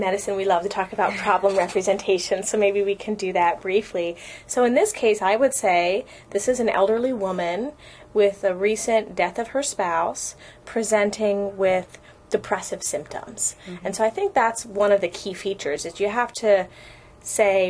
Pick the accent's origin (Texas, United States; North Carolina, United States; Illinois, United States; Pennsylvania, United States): Pennsylvania, United States; Philadelphia; moved away as an adult; also born or lived in Baltimore, Maryland; now in California, United States; I'm from Pennsylvania originally. I grew up in the suburbs of Philadelphia.